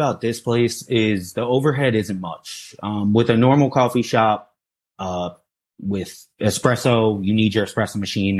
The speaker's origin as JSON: {"language": "English", "town": "Sea Bright", "region": "New Jersey", "country": "United States", "tie": "born or raised there", "said": "I grew up in the Seabright, New Jersey, though."}